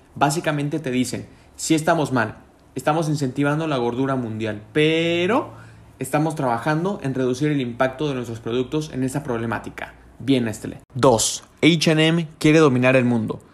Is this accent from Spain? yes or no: no; Mexico